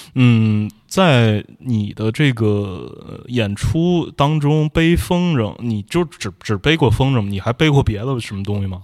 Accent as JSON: {"language": "Chinese", "region": "Tianjin", "country": "China", "said": "我天津人嘛"}